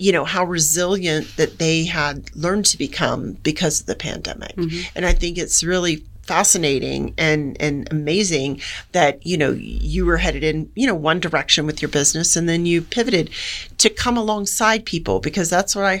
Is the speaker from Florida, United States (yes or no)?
yes; Gainesville, Florida, United States; moved away as an adult; also born or lived in Jacksonville, Florida / Tennessee / Germany; now in Colorado, United States; I'm a Florida gal mm-hmm. and grew up right outside of Gainesville. And he was born in Jacksonville, where I was born.